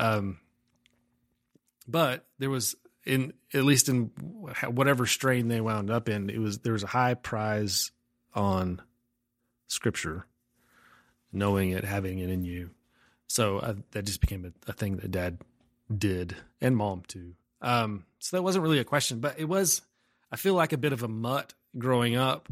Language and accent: English; Umbarger, Texas, United States; also born or lived in Amarillo, Texas; I grew up in a, on a farm about a mile north of a town called Umbarger, Texas